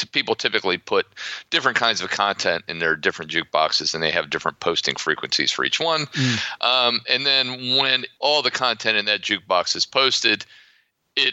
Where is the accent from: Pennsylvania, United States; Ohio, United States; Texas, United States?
Ohio, United States; accent: American; also born or lived in Florida; now in Poland; I grew up in Ohio, but I've spent most of my life living in the Sun Belt, principally Florida